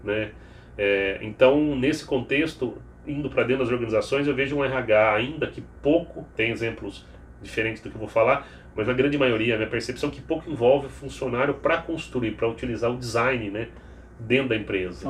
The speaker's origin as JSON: {"language": "Portuguese", "town": "Piracicaba", "region": "São Paulo", "country": "Brazil", "moved": "yes", "said": "Eu sou de Piracicaba"}